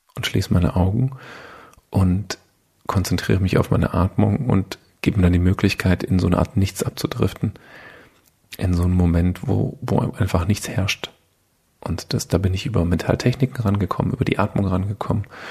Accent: with Mercedes, Baden-Württemberg, Germany; Bin halt so ein bisschen in der äh, Automobilhochburg äh, aufgewachsen bei Mercedes

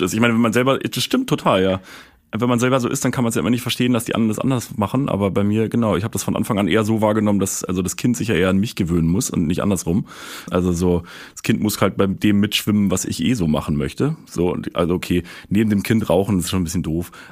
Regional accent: Berlin, Germany; ich komme aus Berlin

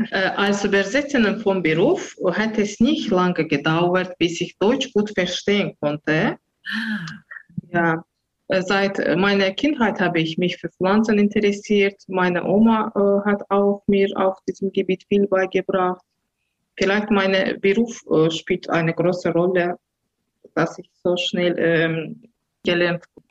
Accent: Baku, Azerbaijan; German is a second language; now in Herten, Germany; Ich bin in der Hauptstadt Baku am Kaspischen Meer aufgewachsen

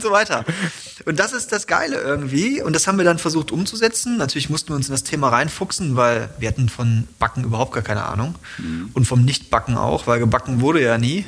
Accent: Germany; ich komme aus Deutschland.

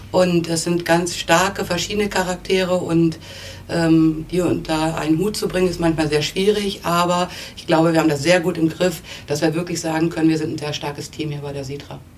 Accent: Neustadt am Rübenberge, Lower Saxony, Germany; in Neustadt am Rübenberge, das ist ähm, eine Kleinstadt bei Hannover. Ähm, auch mit ähm, ein bisschen landschaftlichen Flair, also nicht typisch Stadt. Und ähm, für mich ist es eine tolle Stadt gewesen zum Aufwachsen.

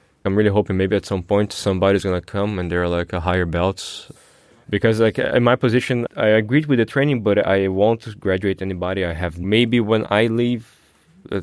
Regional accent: Brazil; moved away as an adult; now in Germany; I come from Brazil.

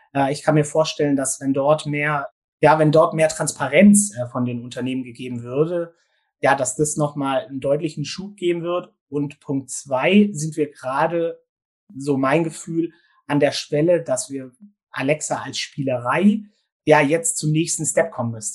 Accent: Gärtringen, Baden-Württemberg, Germany; ich komme aus dem Großraum Stuttgart, sage ich jetzt mal, also aus äh, dem schönen Gärtringen

